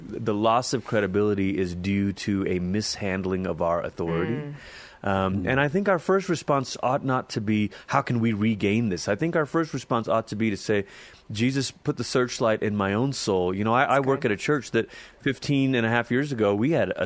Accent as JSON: {"language": "English", "country": "Malaysia", "tie": "born or raised there", "moved": "yes", "lives_now": "Colorado Springs, United States", "said": "I'm originally from Malaysia. It's where I grew up. I lived there most of my childhood"}